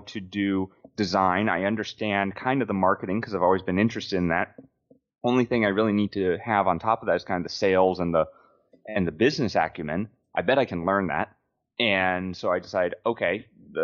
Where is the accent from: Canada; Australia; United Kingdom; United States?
United States; Memphis, Tennessee; moved away as an adult; also born or lived in Japan; now in Portland, United States; I grew up in Memphis, Tennessee